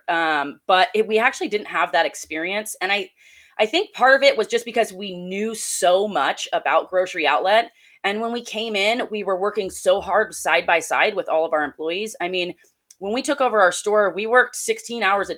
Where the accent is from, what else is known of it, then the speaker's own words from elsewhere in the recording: Jackson, California, United States; moved away as an adult; also born or lived in East Wenatchee, Washington; now in Spokane, United States; my hometown in Jackson, California